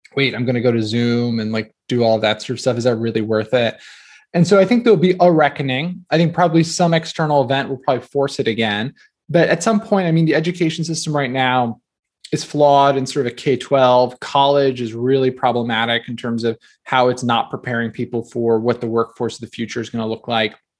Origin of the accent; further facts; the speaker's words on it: New Jersey, United States; I grew up in New Jersey